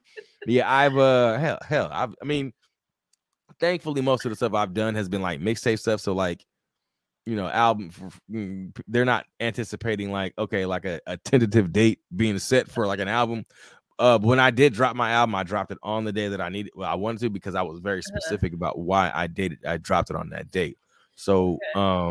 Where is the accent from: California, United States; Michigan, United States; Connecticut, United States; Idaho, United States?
California, United States; Rialto; also born or lived in South Central, Los Angeles, California; I'm from the West Coast. I'm from Rialto, California